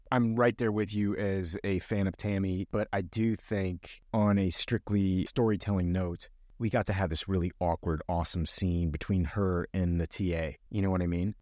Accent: Miami, Florida, United States; I grew up in Miami

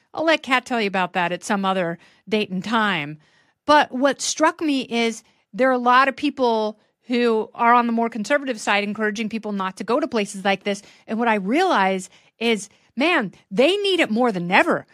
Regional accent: Portland, Oregon, United States; growing up in Portland

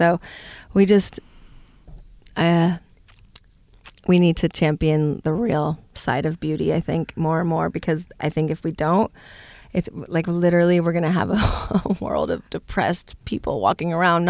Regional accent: California, United States; I come from Northern California, so I grew up using CBD.

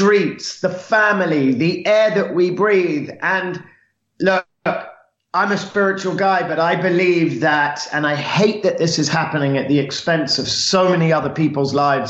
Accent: London, United Kingdom; now in Los Angeles, United States; Born and raised in London, in an area called St. John's Wood, which is northwest London. And yeah, I'm a Londoner

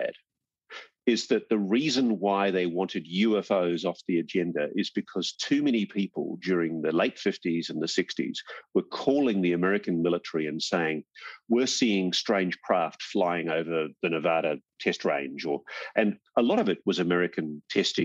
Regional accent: Australia; as an Australian journalist

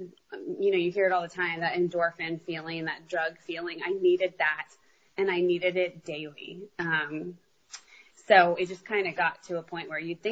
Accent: San Antonio, Texas, United States; I'm from San Antonio

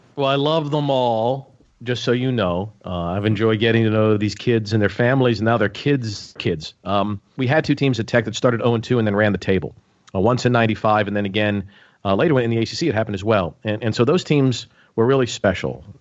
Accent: Pittsburgh, Pennsylvania, United States; moved away as an adult; also born or lived in Blacksburg; Growing up in Pittsburgh

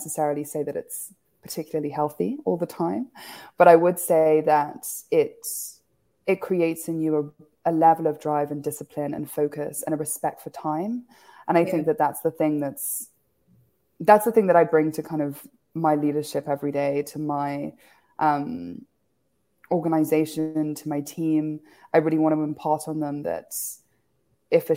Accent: Kenya; moved away; also born or lived in United Kingdom; I grew up in Kenya, despite being born in the UK.

